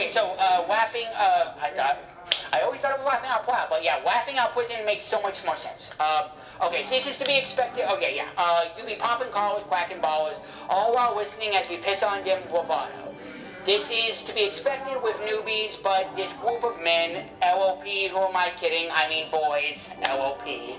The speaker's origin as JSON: {"language": "English", "region": "Wales", "country": "United Kingdom", "tie": "born there", "said": "because my accent. I wasn't born in the United States, I was born in Wales."}